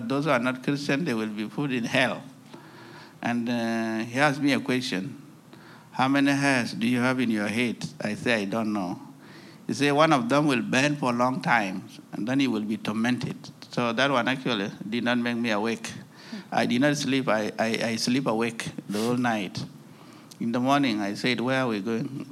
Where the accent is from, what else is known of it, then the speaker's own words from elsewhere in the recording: South Sudan; from South Sudan. I work for Alarm South Sudan. And I was born in a country called South Sudan now